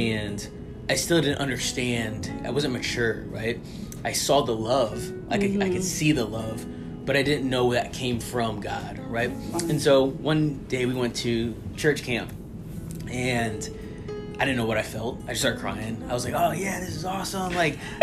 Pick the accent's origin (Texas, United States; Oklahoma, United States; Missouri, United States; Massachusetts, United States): Missouri, United States; St. Louis; moved away as an adult; now in Arizona, United States; I was born and raised in St. Louis, Missouri